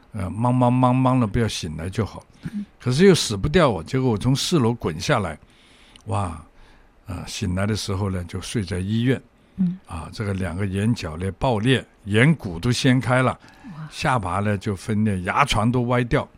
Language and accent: Chinese; Hong Kong; 我从小在香港生长